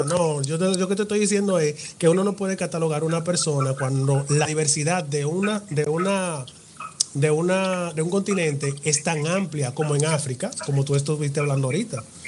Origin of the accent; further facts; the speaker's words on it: Dominican Republic; cómo hablamos los dominicanos